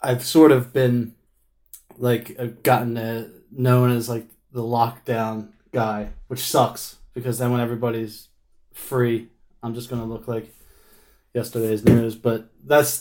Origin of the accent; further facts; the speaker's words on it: Philadelphia, Pennsylvania, United States; moved away as an adult; now in Manchester, United Kingdom; I'm from Philadelphia, New Jersey area